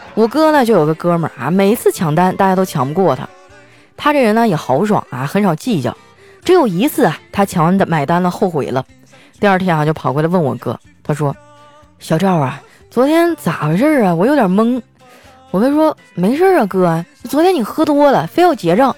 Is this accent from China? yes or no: yes; Northeast China, China; 在我们东北呢， 吃饭还是要拼体力的